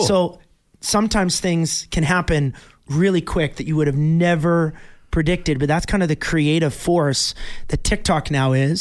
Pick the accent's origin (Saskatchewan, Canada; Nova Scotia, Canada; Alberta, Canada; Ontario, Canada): Alberta, Canada; Bonnyville; my hometown of Bonneville, Alberta